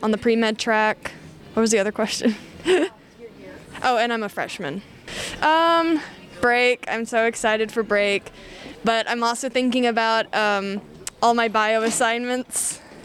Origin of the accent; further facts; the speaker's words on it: Louisville, Kentucky, United States; I'm from Louisville, Kentucky